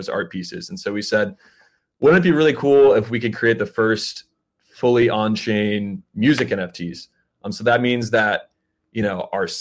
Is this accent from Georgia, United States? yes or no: yes; Atlanta, Georgia, United States; We're all from Atlanta